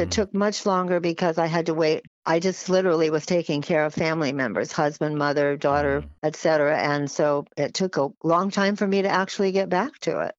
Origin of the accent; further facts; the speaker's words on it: San Francisco, California, United States; I grew up in San Francisco, so I did not grow up in the South